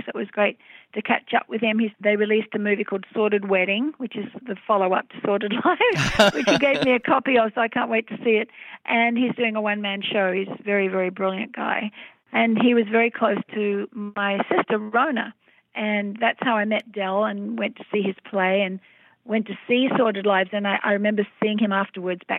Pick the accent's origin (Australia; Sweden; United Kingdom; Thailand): Australia; Melbourne, Victoria; my hometown of Melbourne, Australia, where I grew up